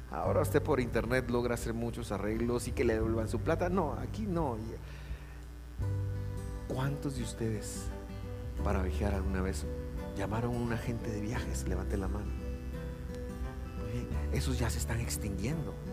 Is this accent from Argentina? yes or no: no; Guatemala; also born or lived in United States; Como guatemaltecos tenemos muchos derechos y muchas obligaciones. Yo recuerdo hace algunos años esto fue viviendo en Estados Unidos, yo tenía, me fui con un pasaporte y luego, eh, después de un montón de papeleo, pero viviendo allá, yo quería regresar a Guate